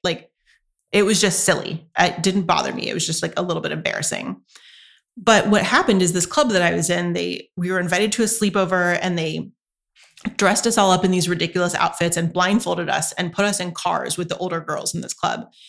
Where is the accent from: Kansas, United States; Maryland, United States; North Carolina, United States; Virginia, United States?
North Carolina, United States; moved away as an adult; now in Santa Barbara, United States; I grew up in North Carolina, so the culture is incredibly different there.